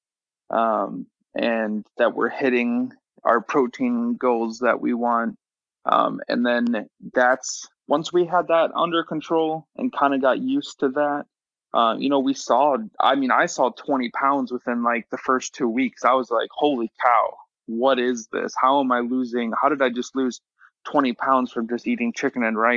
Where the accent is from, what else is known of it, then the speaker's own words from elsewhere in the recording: Midwest, United States; I'm from the Midwest, so your normal steak and or meat and potatoes